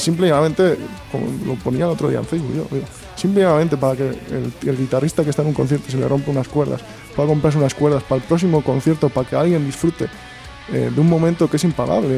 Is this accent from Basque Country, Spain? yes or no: yes; Santurce, Basque Country, Spain; somos de Santurce